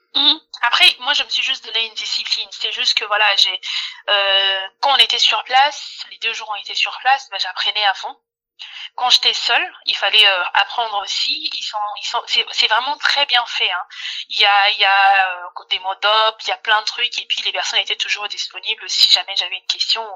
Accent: Kinshasa, DR Congo; moved away; à Kinshasa, à Kinshasa en RDC, dans mon pays d'origine

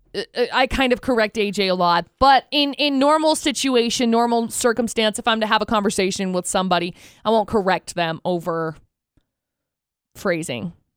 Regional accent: Tremonton, Utah, United States; I grew up in Tremont and I graduated from Bear River High School

